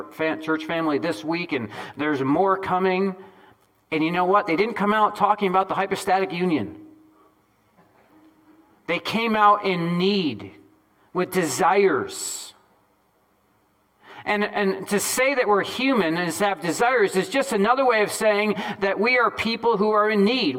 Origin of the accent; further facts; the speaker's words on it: Northeast, United States; I'm from the Northeast.